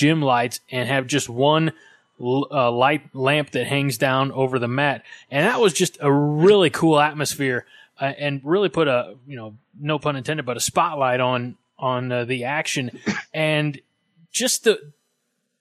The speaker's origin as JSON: {"language": "English", "region": "Southern Illinois", "country": "United States", "tie": "born or raised there", "also_born_or_lived": "Chadron, Nebraska", "moved": "yes", "said": "growing up in Southern Illinois"}